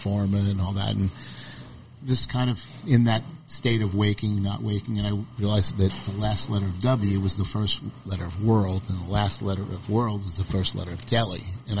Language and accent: English; Northeast, United States; I did not want to try to imprint my culture from growing up in the Northeast on here.